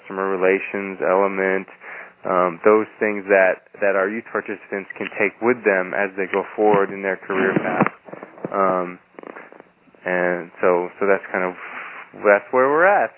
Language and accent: English; New Hampshire, United States; I decided that I really wanted to go back to my home state of New Hampshire, and particularly to where I had a lot of connections to people and also to the land in the Lakes region of New Hampshire